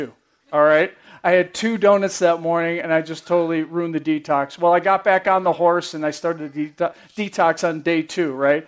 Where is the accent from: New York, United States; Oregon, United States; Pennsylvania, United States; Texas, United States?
New York, United States; I'm from New York